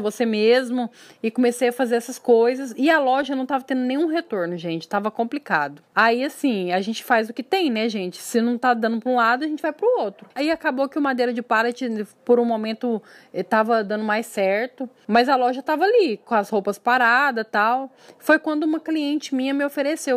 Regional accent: Uberlândia, Minas Gerais, Brazil; accent: mineiro; moved away as an adult; also born or lived in São Paulo; pelo sotaque dá para perceber que eu sou mineira, né, de Uberlândia

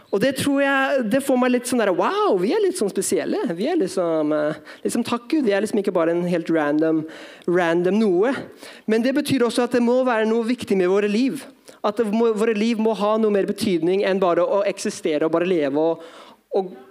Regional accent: Drammen, Buskerud, Norway; Men ja, jeg er norsk. Mamma er norsk, i hvert fall. Pappa fra Filippinene, oppvokst som misjonærbarn.

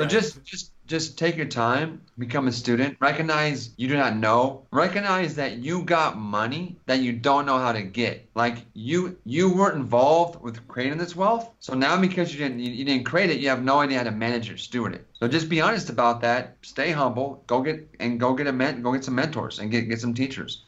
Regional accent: California, United States; I'm from California

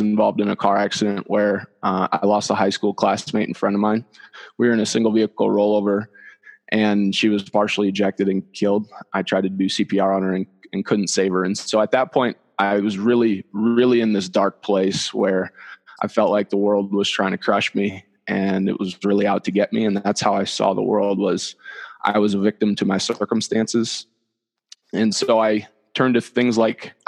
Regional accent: Dyersville, Iowa, United States; moved away as an adult; now in Denver, United States; I'm from Dyersville, where the Field of Dreams is

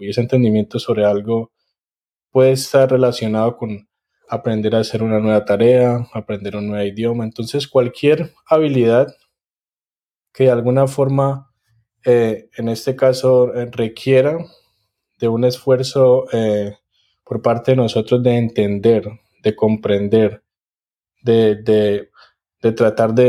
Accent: Cali, Valle del Cauca, Colombia; now in College Station, United States; soy caleño

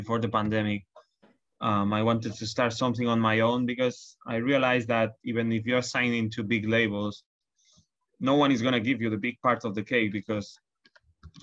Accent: Barcelona, Catalonia, Spain; now in London, United Kingdom; I come from Barcelona

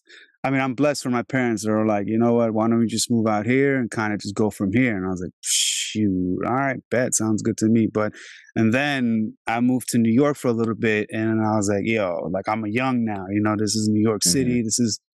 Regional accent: Albania; now in Virginia, United States; when I came here 22 years ago, it was like, because I'm from Albania originally, I'm from Europe.

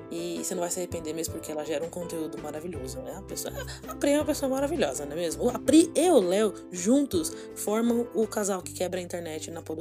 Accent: São Paulo, Brazil; Vamos eu sou, sou paulista, eu moro aqui em São Paulo, capital.

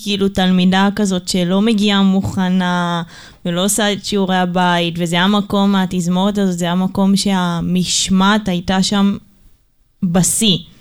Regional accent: Ramat Gan, Tel Aviv District, Israel; גדלנו ברמת גן

